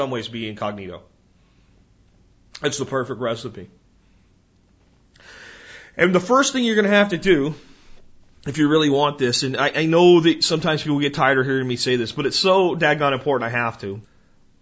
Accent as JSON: {"language": "English", "region": "New Jersey", "country": "United States", "tie": "born or raised there", "moved": "yes", "said": "I was born in New Jersey. You know, it's hard to completely turn your back on a place where you were born. There's some part of me will always be a Jersey kid, you know? But I can't see living there"}